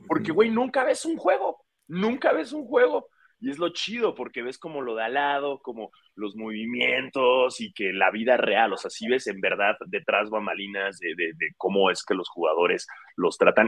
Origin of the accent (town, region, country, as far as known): Mexico